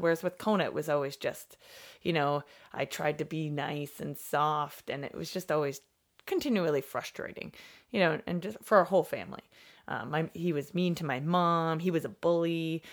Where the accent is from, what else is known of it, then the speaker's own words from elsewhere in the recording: Canada; I'm Canadian